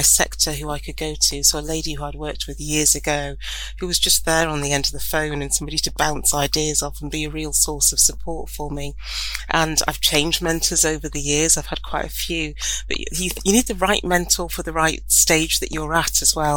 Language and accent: English; County Durham, North East England, United Kingdom; I grew up in County Durham, which is quite a rural area, even though I grew up in a market town